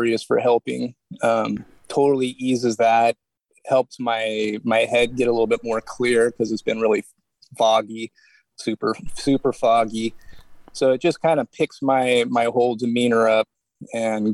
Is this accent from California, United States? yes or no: yes; Santa Cruz, California, United States; I'm from Santa Cruz, California